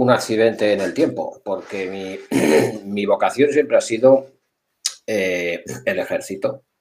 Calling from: Barcelona, Catalonia, Spain

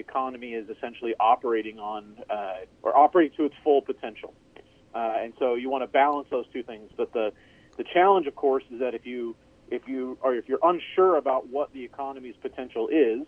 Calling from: San Angelo, Texas, United States; I'm calling in from San Angelo, Texas, which is in west central Texas. So basically somewhere between Lubbock and San Antonio in a north-south direction.

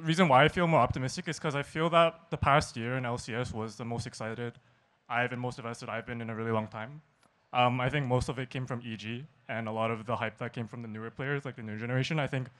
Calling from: Vancouver, British Columbia, Canada; Vancouver, BC, Canada.

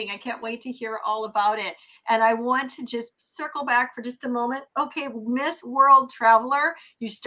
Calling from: Minnesota, United States; And I'm calling in from Minnesota

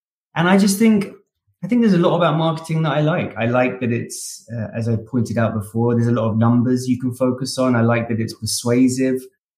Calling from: Austin, Texas, United States; I am Austin in Texas.

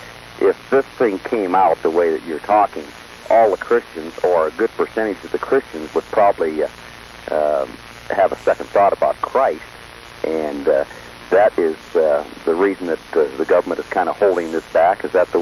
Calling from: Susanville, California, United States

